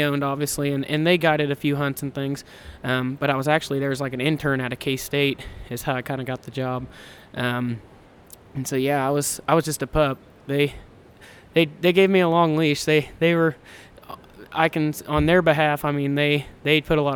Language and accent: English; Kansas, United States; We're from Kansas